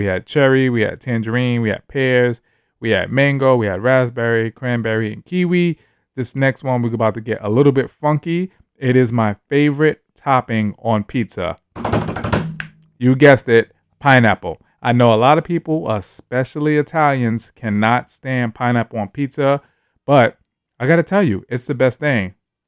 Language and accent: English; New York, United States; moved away as an adult; now in San Francisco, United States; I was born and raised in New York, which is the East Coast. Came to San Francisco, went to the Bay Area 5 years ago